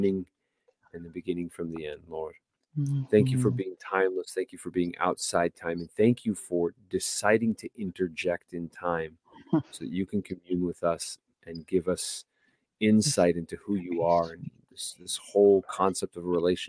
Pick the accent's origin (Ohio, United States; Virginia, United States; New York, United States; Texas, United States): Texas, United States; I'm Texan